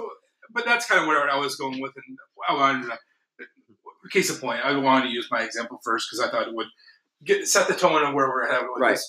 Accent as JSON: {"language": "English", "town": "Southfield", "region": "Michigan", "country": "United States", "tie": "born or raised there", "also_born_or_lived": "Bloomfield Hills, Michigan", "said": "I grew up in Southfield."}